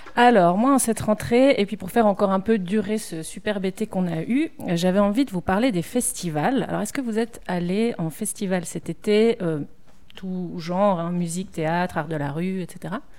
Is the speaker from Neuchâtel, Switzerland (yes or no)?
yes; Neuchâtel, Switzerland; je suis neuchâteloise